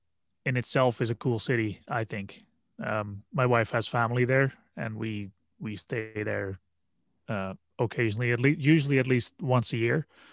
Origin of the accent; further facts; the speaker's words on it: Netherlands; now in Canada; I was imported from Holland here and my parents and friends and family are still back there.